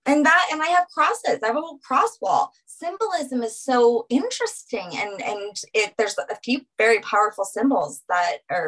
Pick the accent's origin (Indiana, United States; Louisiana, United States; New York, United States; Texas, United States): Louisiana, United States; now in Colorado, United States; I live in Colorado, but because I'm from Louisiana, I've always had like this desire to go back there and it is my home and my love.